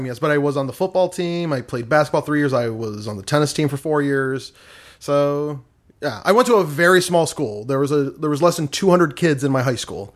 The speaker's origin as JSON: {"language": "English", "region": "Michigan", "country": "United States", "said": "I'm from Michigan"}